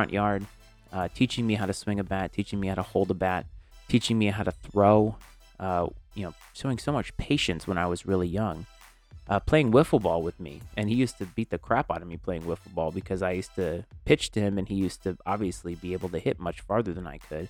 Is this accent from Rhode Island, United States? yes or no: yes; Bristol, Rhode Island, United States; I grew up in a small town called Bristol, Rhode Island. And so I grew up in the New England region my whole life.